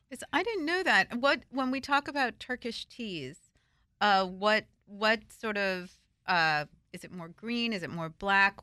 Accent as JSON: {"language": "English", "region": "northern New Jersey", "country": "United States", "tie": "born or raised there", "said": "I'm from New Jersey, but I'm from the north part of New Jersey"}